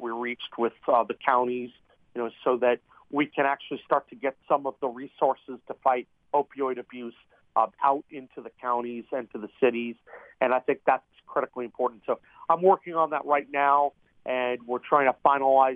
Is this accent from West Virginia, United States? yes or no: yes; Eastern Panhandle, West Virginia, United States; I'm from the Eastern Panhandle, and you know, I've always been very, very active at home